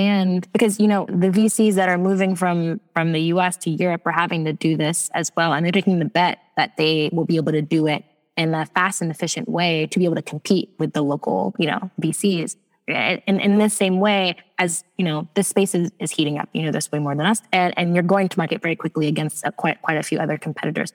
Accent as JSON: {"language": "English", "country": "United States", "accent": "American", "said": "my American accent"}